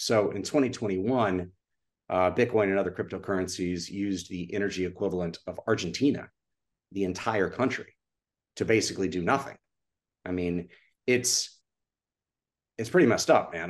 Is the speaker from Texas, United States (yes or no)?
yes; Austin, Texas, United States; moved away; growing up in Austin was truly just a, it was an incredible childhood.